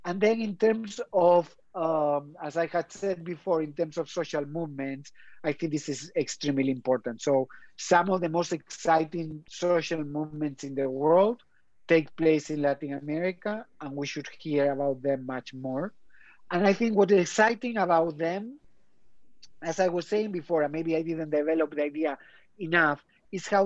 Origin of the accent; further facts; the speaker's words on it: Spain; now in Oxford, United Kingdom; I'm from Spain